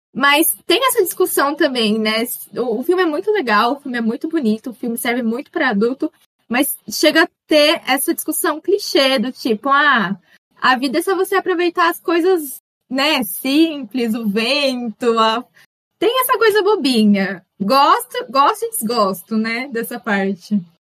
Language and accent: Portuguese; Brazil; eu sou brasileira